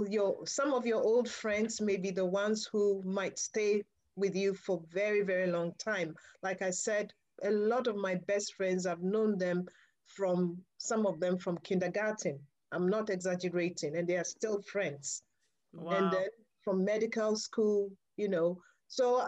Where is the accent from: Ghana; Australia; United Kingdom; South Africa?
Ghana; moved away as an adult; at 15 years, yes, I would have been obviously growing up in Ghana in a girls' Catholic boarding school